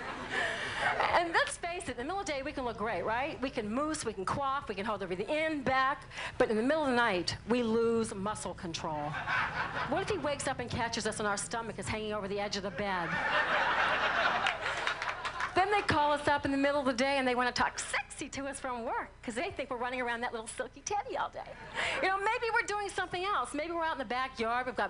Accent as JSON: {"language": "English", "town": "New Orleans", "region": "Louisiana", "country": "United States", "said": "I'm from New Orleans"}